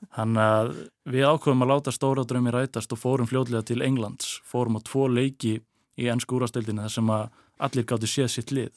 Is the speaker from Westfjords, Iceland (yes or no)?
yes; Westfjords, Iceland; moved away as an adult; í mínum heimabæ, minni heimabigð